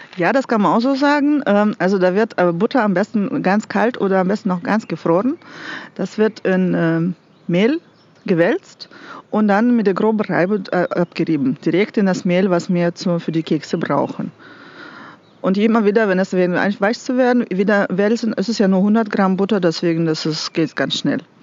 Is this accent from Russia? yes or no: yes; Russia; moved away as an adult; now in Nassau, Germany; Ich komme aus Russland